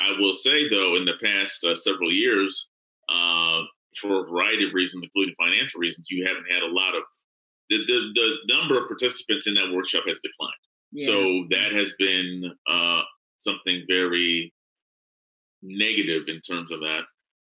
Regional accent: Chambersburg, Pennsylvania, United States; now in Pittsburgh, United States; central Pennsylvania in my hometown, which is called Chambersburg, Pennsylvania.

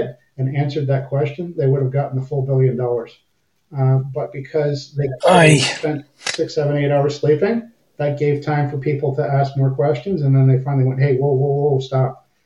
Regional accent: Windsor, Ontario, Canada; accent: half American; moved away as an adult; also born or lived in Cold Lake, Alberta; I was born and raised in Windsor, Ontario, right across the river from Detroit.

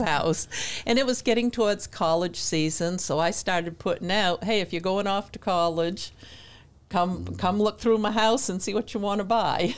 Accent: New Hampshire, United States; moved away as an adult; now in Denver, North Carolina, United States; I grew up in New Hampshire

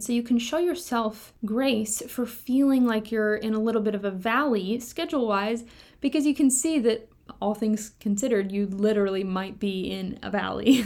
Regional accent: Kentucky, United States; moved away; I grew up in Kentucky

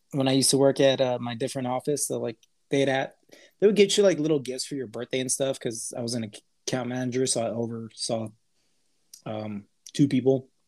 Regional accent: El Paso, Texas, United States; Or where we grew up in El Paso, Texas. It's a border city. Our parents are Hispanic.

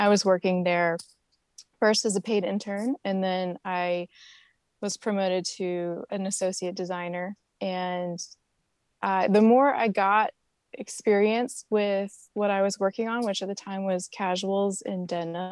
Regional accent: Goldsboro, North Carolina, United States; moved away as an adult; I'm from Goldsboro, born and raised, and it's a small Air Force town in Eastern North Carolina.

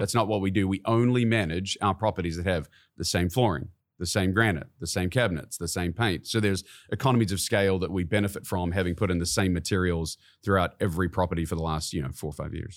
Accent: New Zealand; moved away as an adult; now in Kansas City, United States; I was born and raised in New Zealand.

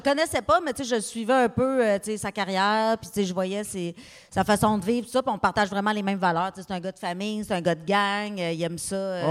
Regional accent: Abitibi, Quebec, Canada; je viens d'Abitibi.

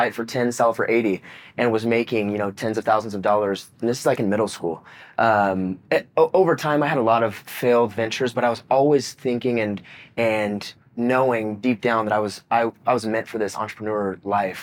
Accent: Visalia, California, United States; I grew up in Visalia, California.

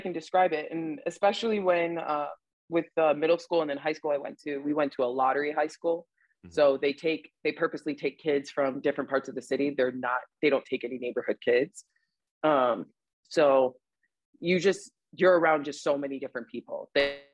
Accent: Chicago, Illinois, United States; I did my early growing up in the suburbs of Chicago. Mm-hmm. And then after my parents had divorced, we moved to the city.

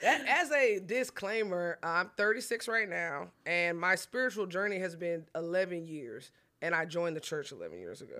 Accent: Collin County, Texas, United States; I'm from Collin County, but I'm at the age where I gotta pay for my own stuff

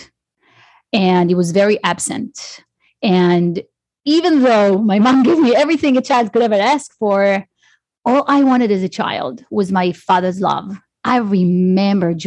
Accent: Israel; I grew up in Israel.

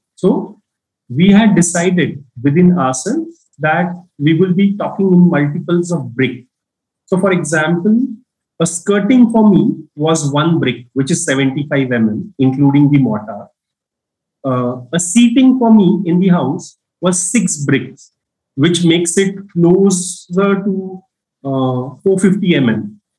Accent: Nashik, Maharashtra, India; also born or lived in Mumbai; come back uh, to Nasik, which is my hometown

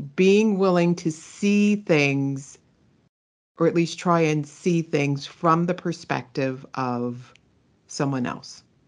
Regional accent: Pittsburgh, Pennsylvania, United States; moved away; also born or lived in California; I am originally from Pittsburgh, Pennsylvania

